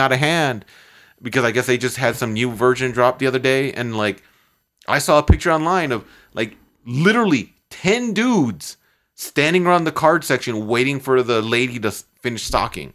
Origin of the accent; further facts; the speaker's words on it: Chicago, Illinois, United States; I'm from Chicago.